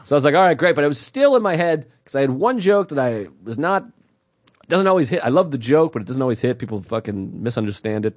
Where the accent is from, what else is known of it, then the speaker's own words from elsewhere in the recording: Massachusetts, United States; we talked about being from Massachusetts